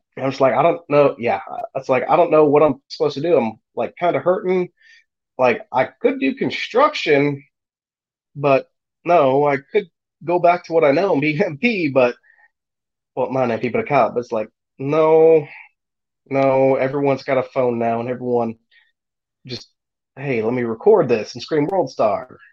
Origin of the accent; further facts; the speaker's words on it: Wisconsin, United States; moved away as an adult; also born or lived in Janesville, Wisconsin / Racine, Wisconsin; now in Arkansas, United States; I grew up in Wisconsin. I was born in Janesville.